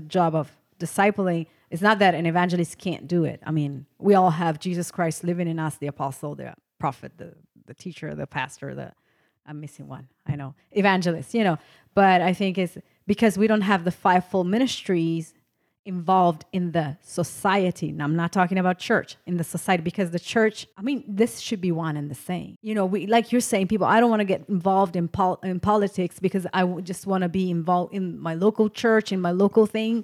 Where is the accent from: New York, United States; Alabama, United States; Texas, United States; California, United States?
Texas, United States; I'm from Texas. I live here